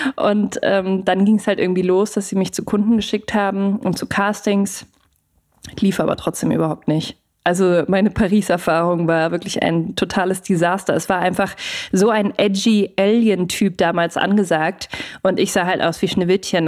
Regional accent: Munich, Bavaria, Germany; moved away; ich komme ja aus München ursprünglich

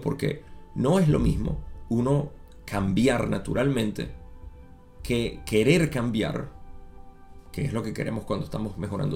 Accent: Venezuela

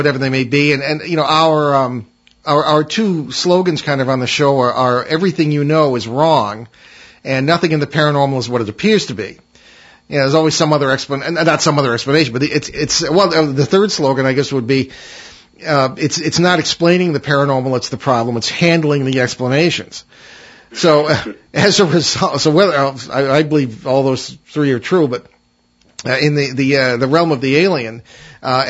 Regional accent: Hartford, Connecticut, United States; I grew up in the Hartford area

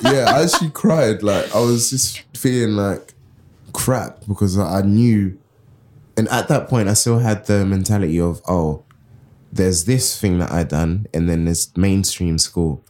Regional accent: London, United Kingdom; I come from Southeast London, Crystal Palace, and it was very, like, segregated when I was growing up in my teenage years

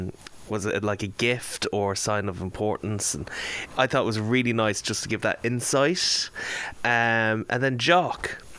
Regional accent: Ireland; we are Irish

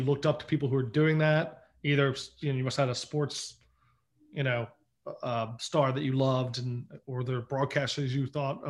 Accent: Lankenau Hospital, Philadelphia area, Pennsylvania, United States; I was also born in Lankenau

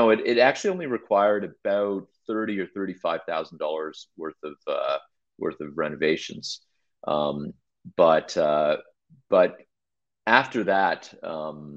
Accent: Mississauga, Ontario, Canada; also born or lived in Oakville, Canada / Hamilton, Canada; growing up in Mississauga, you guys know from the GTA

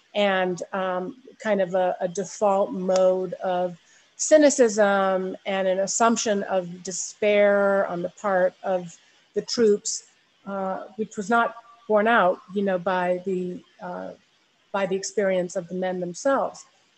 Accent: India; born there; my parents were in the Peace Corps, and that's where I was born in India.

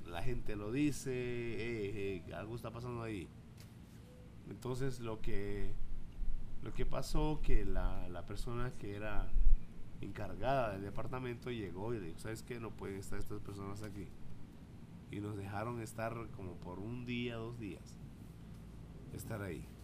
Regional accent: Mexico City, Mexico; accent: chilango; Ah, yo yo di el acento chilango en ese entonces.

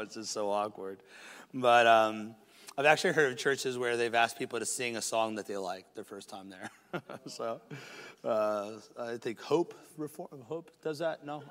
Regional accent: United States; In America

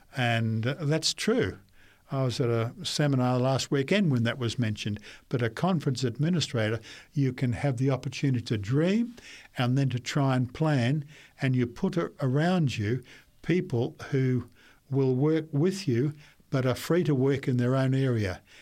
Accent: Brisbane, Queensland, Australia; also born or lived in New South Wales / Papua New Guinea; I was born in Brisbane and grew up there for most of my time

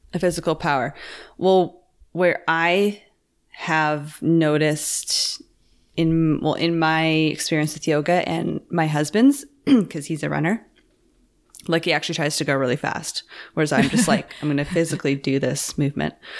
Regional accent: Campbell River, British Columbia, Canada; moved away; my hometown, Campbell River

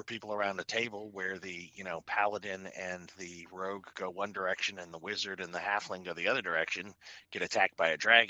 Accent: Chicago, Illinois, United States; also born or lived in Ohio / Western Pennsylvania; I was born in Ohio, moved to Western Pennsylvania, grew up in Chicago

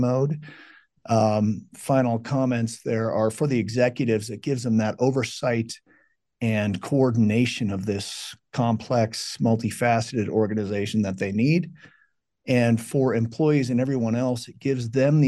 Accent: Colorado, United States; also born or lived in California; I was born in California, but came out here when I was 2 years old, so I don't remember that, but been Colorado ever since

